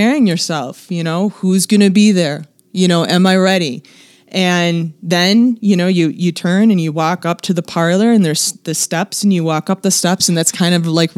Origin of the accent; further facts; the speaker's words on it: Detroit, Michigan, United States; now in Nevada, United States; I'm originally from Detroit